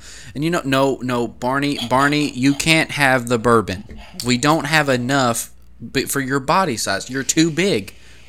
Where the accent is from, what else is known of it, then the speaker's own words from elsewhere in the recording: Lexington, Kentucky, United States; moved away; also born or lived in Pikeville, Kentucky; shout out Lexington, hometown. Shout out Pikeville. It's where I graduated high school.